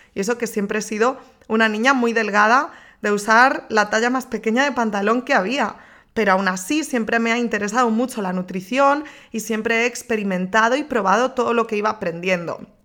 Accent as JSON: {"language": "Spanish", "region": "Galicia", "country": "Spain", "moved": "as an adult", "lives_now": "Madrid, Spain", "said": "Yo soy gallega"}